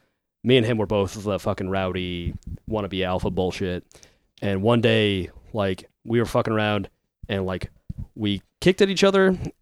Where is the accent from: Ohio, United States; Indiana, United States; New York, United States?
Indiana, United States; Fort Wayne; I'm fine living here. Like, if I want to go somewhere else, I'll just go. Like, there's other cities around here that I wouldn't mind living